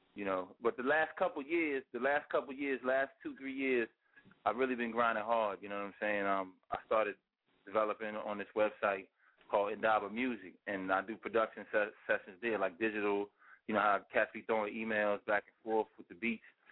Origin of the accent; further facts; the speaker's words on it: New York City, New York, United States; also born or lived in Virginia; now in Philadelphia, United States; I'm from Queens